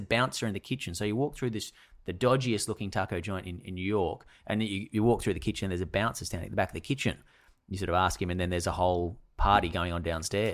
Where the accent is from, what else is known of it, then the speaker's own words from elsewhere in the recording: Sydney, New South Wales, Australia; we grew up in the northern beaches